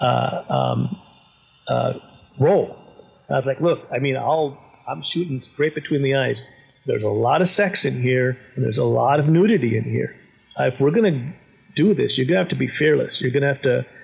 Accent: California, United States; I'm in from California

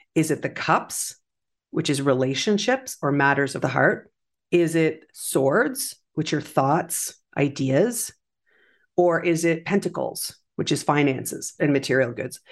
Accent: Canada; as a Canadian

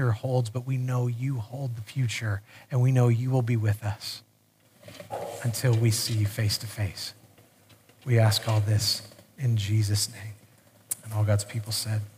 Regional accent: United States; I'm American

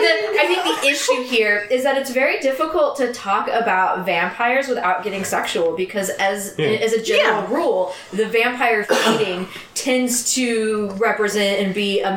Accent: Tulsa, Oklahoma, United States; I grew up in Tulsa, so it was pretty big.

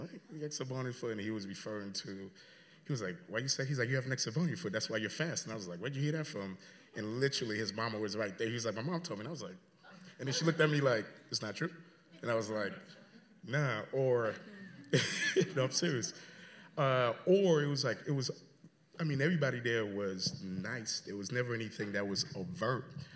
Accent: South Florida, United States; also born or lived in Haiti; now in Chicago, United States; But grew up in South Florida

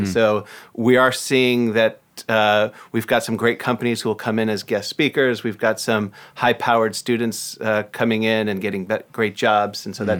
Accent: Ohio, United States; also born or lived in Michigan; now in Seattle, United States; Raised in Ohio. I moved there when I was 3 months old. Went to school at Northwestern, which is outside Chicago, and then came here. So Midwestern born and raised, and now a proud Seattleite.

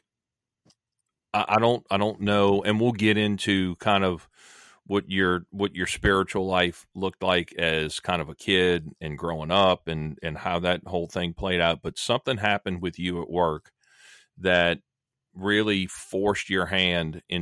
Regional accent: Louisiana, United States; Louisiana, my home state

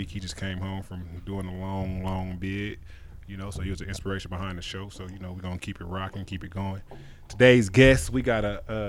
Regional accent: Denver, Colorado, United States; also born or lived in Aurora, Colorado; I was coming from Denver and all them castles in Aurora.

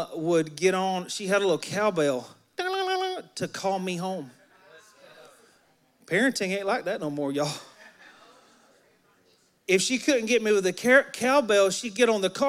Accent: Alabama, United States; moved away; I'm from Alabama, and I'm a country boy at heart

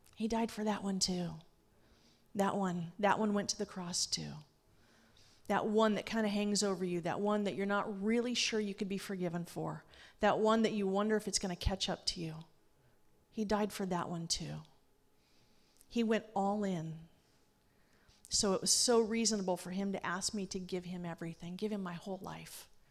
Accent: Los Angeles, California, United States; moved away as an adult; I grew up in Los Angeles

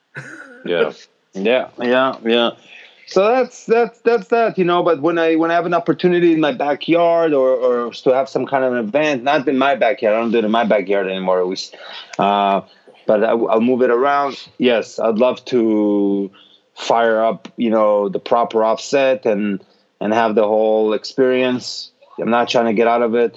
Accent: Israel; I'm from Israel

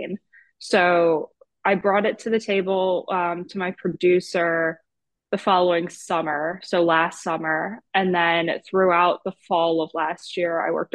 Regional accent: New Jersey, United States; moved away as an adult; now in Philadelphia, United States; I am from South Jersey, so it's right over the bridge from Philadelphia

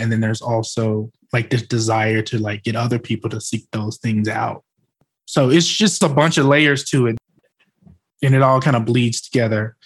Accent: Arkansas Delta, United States; I was from the Arkansas Delta

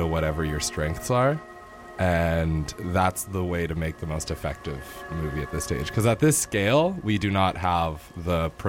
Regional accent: Kelowna, British Columbia, Canada; I grew up in Kelowna, British Columbia.

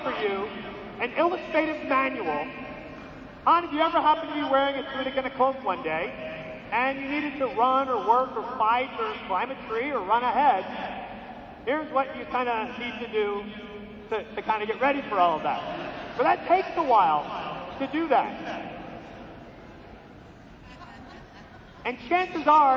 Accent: outside of New York City, United States; We grew up outside of New York City, you know, ethnic

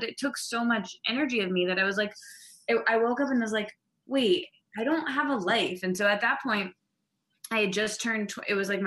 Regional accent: East Lansing, Michigan, United States; moved away as an adult; also born or lived in Detroit, United States; now in New York, United States; So I'm from East Lansing. It's like a really small town

